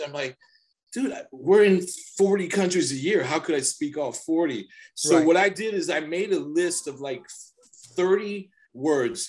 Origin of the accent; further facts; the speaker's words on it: United States; the American guy that's running, you know, the security for a tour